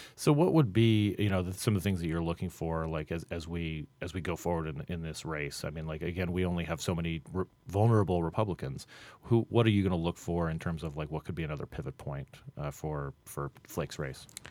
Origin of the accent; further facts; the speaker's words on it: Phoenix, Arizona, United States; in Phoenix, my hometown, uh, of, of Phoenix